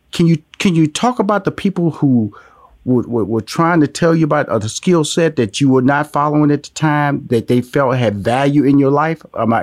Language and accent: English; Houston, Texas, United States; I'm from Houston, Texas. So I was born and raised in the big state of Texas and have traveled all over this country.